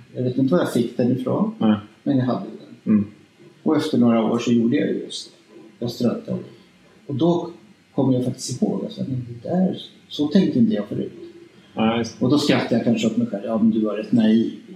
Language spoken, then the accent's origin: Swedish; Spain; moved away; also born or lived in Stockholm, Sweden; jag är ju uppvuxen i Spanien